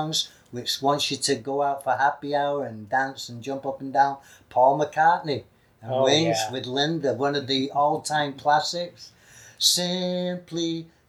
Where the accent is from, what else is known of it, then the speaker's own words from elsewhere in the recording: Manchester, North West England, United Kingdom; Listen to my accent. In Manchester, we say mud